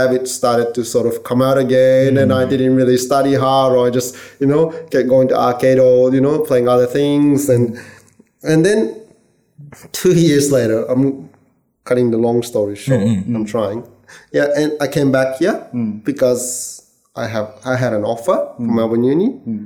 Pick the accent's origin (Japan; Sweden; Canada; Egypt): Japan; also born or lived in California; now in Australia; I was born and raised in Japan